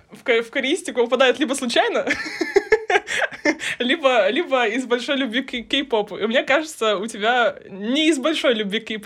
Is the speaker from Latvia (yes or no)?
no; Ufa, Bashkortostan, Russia; Я из Уфы.